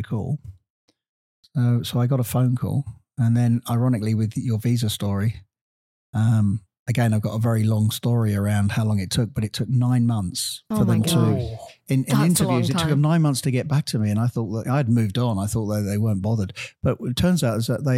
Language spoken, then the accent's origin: English; United Kingdom; moved away as an adult; also born or lived in Virginia; now in Los Angeles, United States; being a British guy